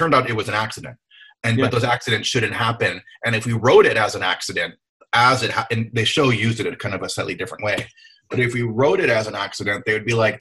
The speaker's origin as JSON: {"language": "English", "region": "Hawaii", "country": "United States", "said": "I'm from Hawaii"}